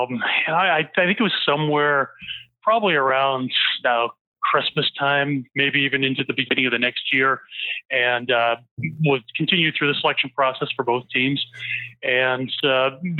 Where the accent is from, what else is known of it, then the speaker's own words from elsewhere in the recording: Shubenacadie, Nova Scotia, Canada; moved away as an adult; now in Grand Forks, United States; growing up in Shubi and in the East Hampton area